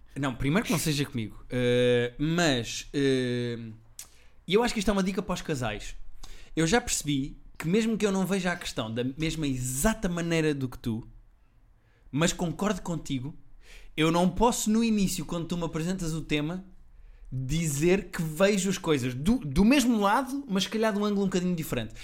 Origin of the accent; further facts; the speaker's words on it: Portugal; eu sou português